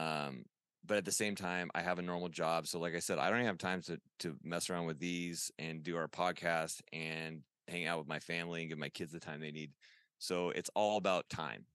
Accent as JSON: {"language": "English", "town": "Huntington Beach", "region": "California", "country": "United States", "tie": "born or raised there", "said": "you're in my hometown"}